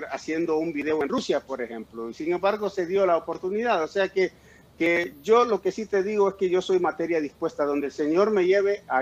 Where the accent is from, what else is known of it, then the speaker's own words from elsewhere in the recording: New York, United States; born there; sí, nací en Nueva York, pero aparte la pinta de gringo que me cargo, ¿no?